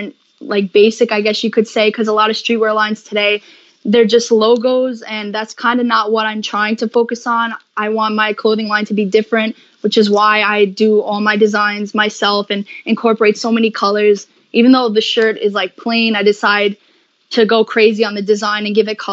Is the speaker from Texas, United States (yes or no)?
no; New York, United States; I'm from New York